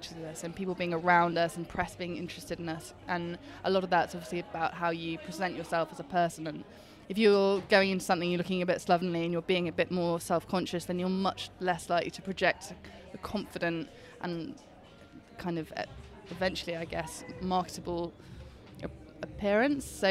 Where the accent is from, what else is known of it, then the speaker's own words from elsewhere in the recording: Yorkshire and the Humber, United Kingdom; I'm from Yorkshire